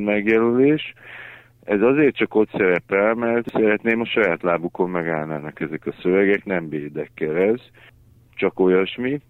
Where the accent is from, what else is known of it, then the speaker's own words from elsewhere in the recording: Debrecen, Hajdú-Bihar, Hungary; moved away as an adult; now in Budapest, Hungary; a szülővárosom is az Debrecen